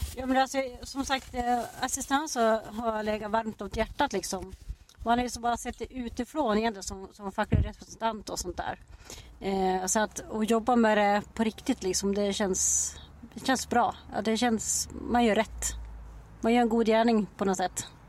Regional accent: Dala-Floda, Dalarna County, Sweden; also born or lived in Borlänge / Bjursås; now in Falun, Sweden; jag kommer från första början från Dala-Floda och så har jag bott i Borlänge i jättemånga år

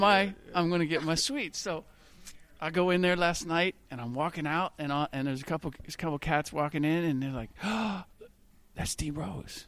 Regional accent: Cincinnati, Ohio, United States; I grew up in Cincinnati

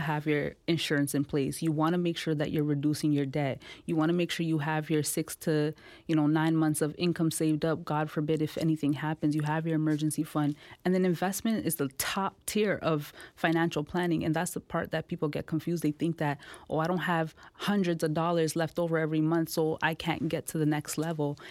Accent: Toronto, Ontario, Canada; also born or lived in India; I, I grew up in the Jane and Finch community.

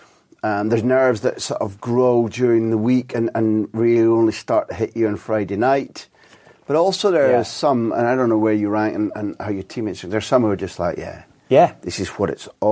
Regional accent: Scotland, United Kingdom; as a Scot

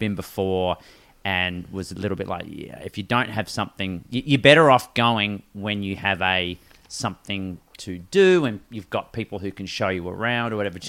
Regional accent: Perth, Western Australia, Australia; growing up in Perth

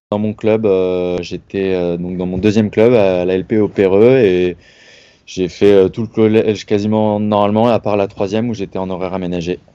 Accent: Paris region, Île-de-France, France; je suis voilà de région parisienne à la base mes parents étaient sur Paris tous mes amis sont là

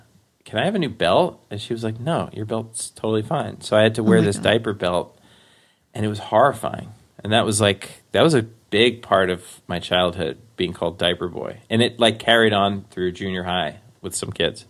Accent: Forest Hills, New York, United States; I grew up in Forest Hills. We moved to Whitestone, which is another part of Queens.

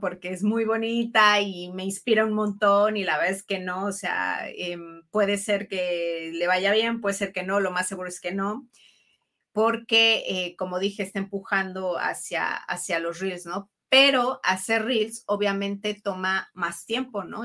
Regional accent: Mexico; also born or lived in Italy; soy mujer mexicana, italiana

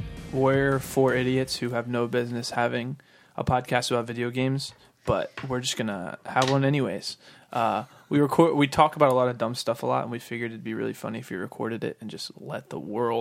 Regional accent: Florida, United States; Tell, we're from Florida. We're real Southern.

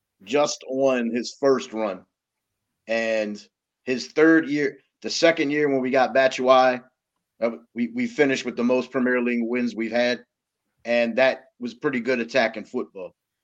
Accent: Philadelphia, Pennsylvania, United States; I'm a Philadelphian, so we're known to be just a bit fanatical.

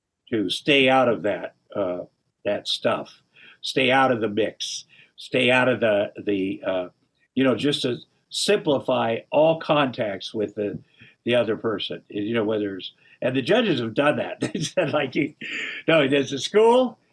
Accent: Iowa, United States; I'm from Iowa

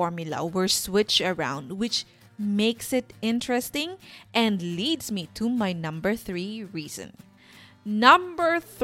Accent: Sorsogon, Bicol Region, Philippines; moved away; I grew up in a small town south of Sorsogon, and the beach is a 5-minute walk from our house

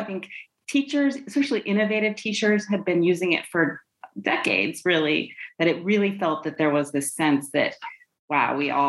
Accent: Wyoming, United States; moved away; also born or lived in England; I'm from Wyoming, but my mom is British. And when I was in fourth grade, for example, she decided that it would be fun for me if I went to live with my aunt and uncle in England for part of the year.

